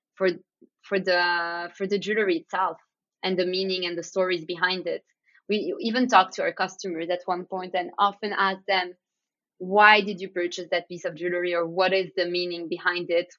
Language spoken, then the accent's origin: English; Antwerp, Flanders, Belgium; we grew up around diamonds and jewelry, growing up in Antwerp